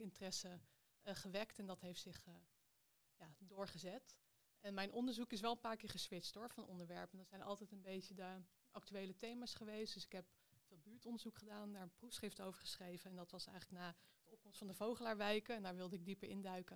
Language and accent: Dutch; Amstelveen, North Holland, Netherlands; also born or lived in Gouda; now in Amsterdam, Netherlands; Ik ben eh, geboren in Gouda, maar ik ben aan de basisschool eh, verhuisd naar Amstelveen.